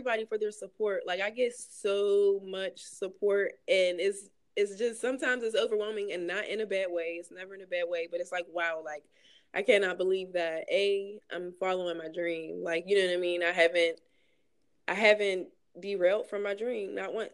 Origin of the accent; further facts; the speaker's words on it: Pittsburgh, Pennsylvania, United States; I'm from the South Side